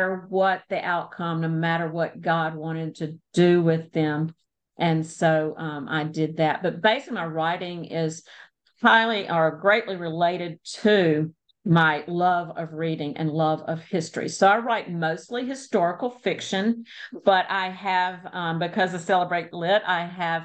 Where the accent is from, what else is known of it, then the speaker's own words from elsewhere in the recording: Louisiana, United States; moved away; also born or lived in England / Texas / Mississippi; I live in North Louisiana, and I was born in Louisiana, but I have lived in England, Texas, Mississippi, and we've circled back home